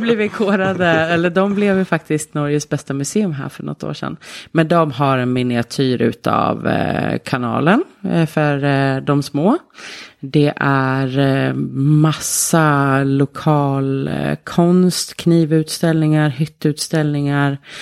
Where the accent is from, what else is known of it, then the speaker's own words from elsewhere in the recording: Sweden; also born or lived in Tromsø, Norway / Oslo, Norway; now in Norway; som ni har på dialekten så är ju inte jag från Telemark. Eh, jag kommer från Sverige